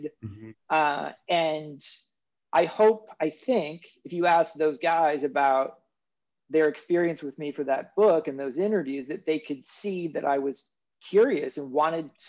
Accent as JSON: {"language": "English", "town": "Kansas City", "region": "Kansas", "country": "United States", "tie": "born or raised there", "said": "I grew up in Kansas City on the Kansas side"}